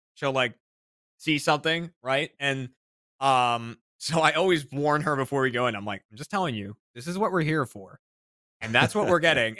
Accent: Burlington, Massachusetts, United States; The mall in uh in my hometown in Burlington, Mass

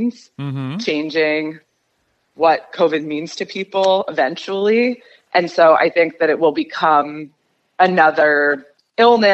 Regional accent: New York City, New York, United States; moved away as an adult; also born or lived in Berlin, Germany; now in Los Angeles, United States; I grew up on the Upper West Side, 91st in Amsterdam

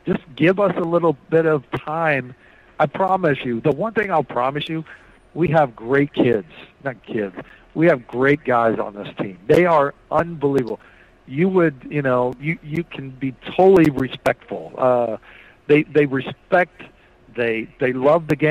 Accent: Noblesville, Indiana, United States; also born or lived in Bloomington, Indiana / Lawrence, Indiana; I'm from Indiana. I grew up in Lawrence and Noblesville, and I was born in Bloomington

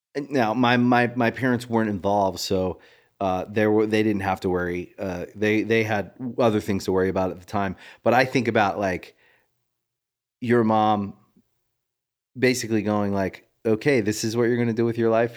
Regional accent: Maryland, United States; moved away; I was from Maryland

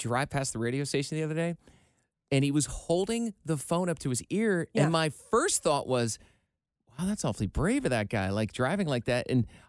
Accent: Iowa, United States; my hometown dealership in Iowa.

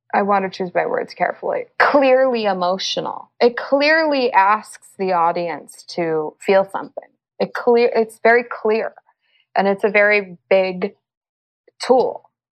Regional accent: Los Angeles, California, United States; also born or lived in Middle East; I'm from Los Angeles, and I live in Los Angeles.

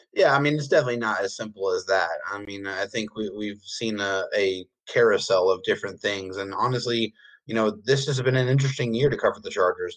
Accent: San Diego, California, United States; We're all from San Diego

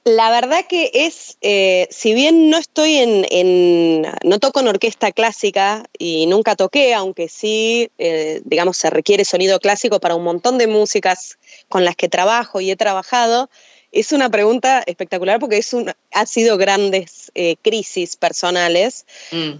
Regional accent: Buenos Aires, Argentina; Yo soy de Buenos Aires, o sea, ah, soy folclorista de Buenos Aires

